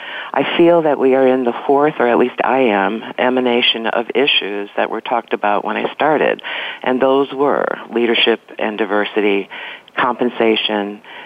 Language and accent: English; Chicago, Illinois, United States; moved away as an adult; also born or lived in New York; I'm from Chicago and I started out studying sociology.